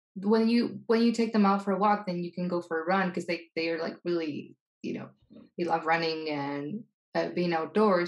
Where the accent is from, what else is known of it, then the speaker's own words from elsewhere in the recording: Spain; English is a second language; moved away; my Spanishness